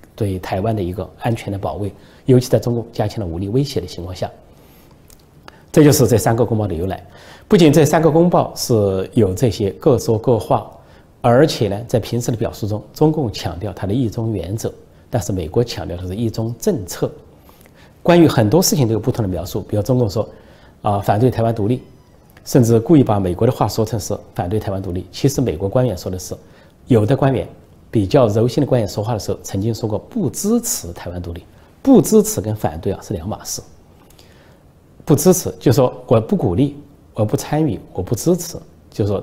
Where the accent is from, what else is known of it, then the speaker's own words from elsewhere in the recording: China; 我们中国人恐怕比较困难，面对真实比较困难